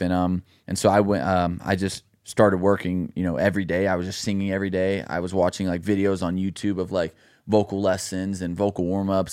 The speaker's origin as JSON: {"language": "English", "town": "Dallas", "region": "Texas", "country": "United States", "tie": "born or raised there", "also_born_or_lived": "Los Angeles", "moved": "as an adult", "lives_now": "Nashville, United States", "said": "my hometown in Dallas"}